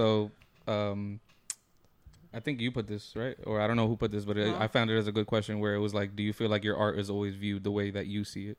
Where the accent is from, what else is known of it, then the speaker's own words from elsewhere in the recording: Belleville, New Jersey, United States; growing up in Belleville